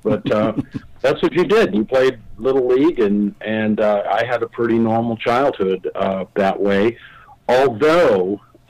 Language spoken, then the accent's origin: English; Southern California, United States; I grew up in Southern California, and it was paradise back in the 50s and the 60s.